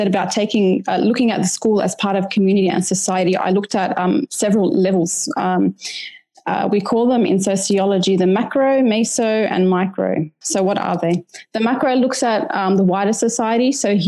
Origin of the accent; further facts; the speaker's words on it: Australia; On a personal level, as an Australian Lebanese mother, I wanted to learn about the dynamics that influence the education